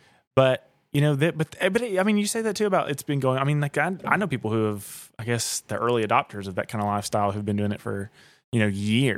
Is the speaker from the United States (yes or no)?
yes; Southeast, United States; I mean, I'm from the Southeast.